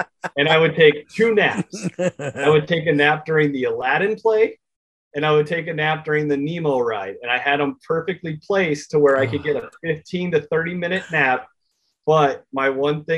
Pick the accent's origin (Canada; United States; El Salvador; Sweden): United States; Gilbert, Arizona; I grew up in Gilbert, Arizona